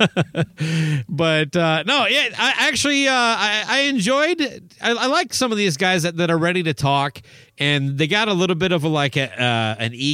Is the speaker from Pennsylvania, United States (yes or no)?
no; Owatonna, Minnesota, United States; my hometown of Owatonna